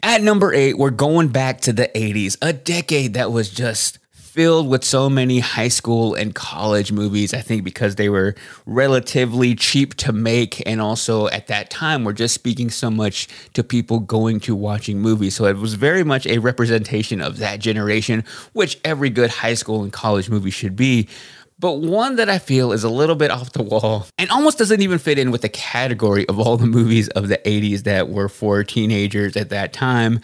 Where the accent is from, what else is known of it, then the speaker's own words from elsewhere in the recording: Waxahachie, Texas, United States; also born or lived in Austin, Texas; I knew I wanted to get out of Waxahachie, Texas, my hometown